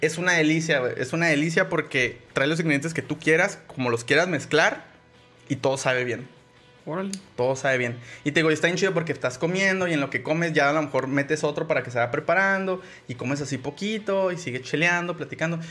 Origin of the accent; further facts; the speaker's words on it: Mexico; somos mexicanos